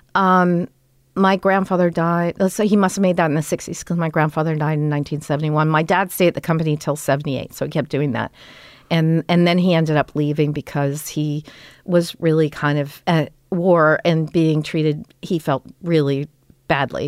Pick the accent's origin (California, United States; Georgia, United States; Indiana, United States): California, United States; Los Angeles; we grew up in Toluca